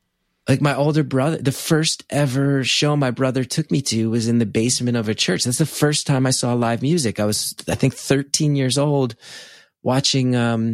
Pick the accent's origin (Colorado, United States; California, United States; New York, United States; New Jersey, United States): New Jersey, United States; West Orange; my hometown of West Orange.